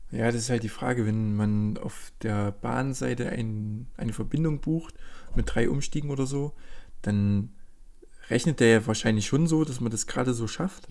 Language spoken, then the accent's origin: German; Germany; hier als Deutscher